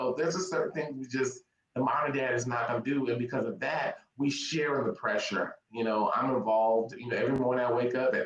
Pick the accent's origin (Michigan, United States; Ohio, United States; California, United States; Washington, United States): Washington, United States; Tacoma; moved away as an adult; now in Texas, United States; I'm originally from Tacoma, Washington, shout out Washington State, and moved here to go to school to run track at Texas State University.